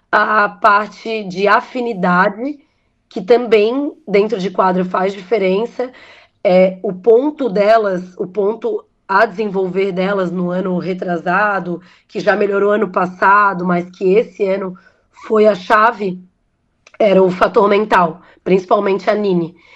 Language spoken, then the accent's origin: Portuguese; Brazil; Como brasileiro, a gente acaba torcendo para isso, né?